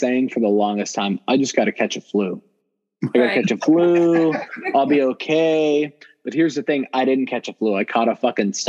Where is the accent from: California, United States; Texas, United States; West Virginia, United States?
California, United States; Compton; growing up in Compton